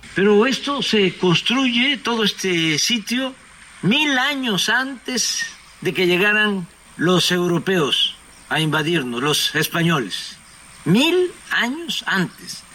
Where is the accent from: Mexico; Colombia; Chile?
Mexico; somos los mexicanos